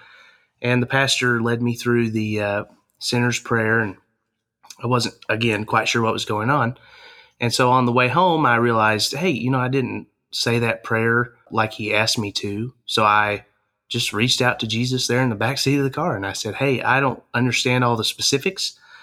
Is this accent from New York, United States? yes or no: no; Harrison, Arkansas, United States; And so I grew up there around Harrison and was in youth groups and graduated from high school in 2010, came over here to the university